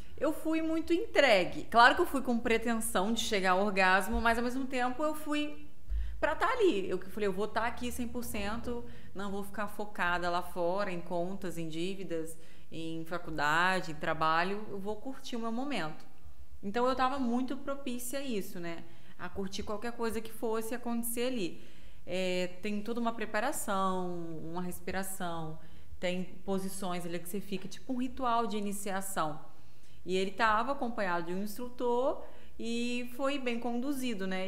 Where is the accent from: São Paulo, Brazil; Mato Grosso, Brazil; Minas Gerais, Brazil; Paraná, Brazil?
Minas Gerais, Brazil; Viçosa; also born or lived in Manhuaçu; now in Volta Redonda, Brazil; Eu sou nascida de Volta Redonda, uhum. mas nas, criada em Minas